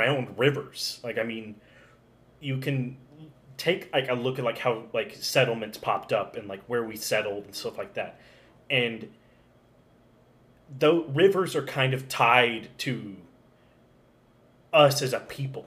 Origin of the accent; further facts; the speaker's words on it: Alabama, United States; now in Tennessee, United States; I'm from Alabama